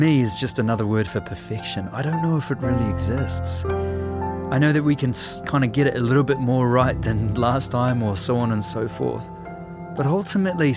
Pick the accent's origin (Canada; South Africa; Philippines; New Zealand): New Zealand